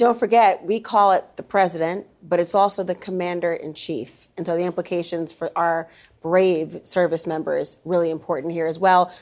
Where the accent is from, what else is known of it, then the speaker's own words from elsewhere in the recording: Minnesota, United States; moved away; Minnesota, which is my hometown